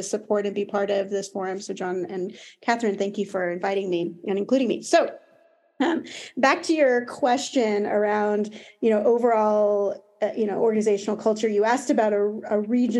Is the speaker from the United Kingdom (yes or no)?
no; United States; accent: American; now in Paris, France; As you can probably hear from my accent, I'm American. I do live in Paris